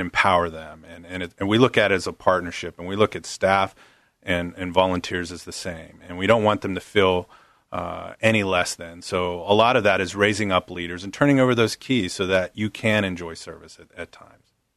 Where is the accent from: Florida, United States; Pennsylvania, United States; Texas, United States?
Pennsylvania, United States; Pittsburgh; moved away; I actually grew up on the East Coast, uh, right outside of Pittsburgh